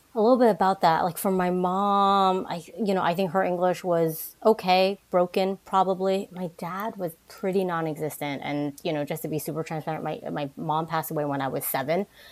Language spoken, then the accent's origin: English; New Jersey, United States; also born or lived in Manhattan, New York / Brooklyn, New York / Queens, New York / Boston; I grew up in the New York, New Jersey area. I was born in Manhattan, lived in Brooklyn, then moved into the suburbs of New Jersey, and then back to New York and Queens. Uh, a lot of jumping around, but I think for the most part, um, my formative years, I would say, was in Jersey